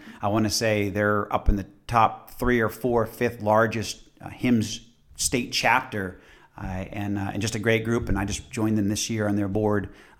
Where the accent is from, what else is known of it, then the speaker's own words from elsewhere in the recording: Boston, Massachusetts, United States; moved away; I'm initially from Boston, which is, you know, a great city, and initially from Massachusetts, a great state. But I live in Georgia, and I love Georgia now.